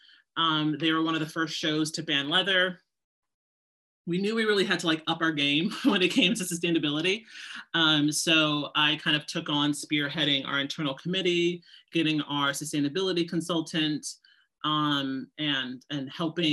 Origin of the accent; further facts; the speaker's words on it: Seattle, Washington, United States; moved away as an adult; also born or lived in New York; I grew up actually in Seattle, Washington. And then I moved out to New York, you know, to go to FIT in the early 2000s.